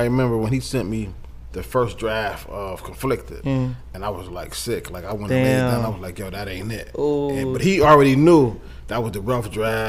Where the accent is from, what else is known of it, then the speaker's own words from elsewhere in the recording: Buffalo, New York, United States; I'm from Buffalo.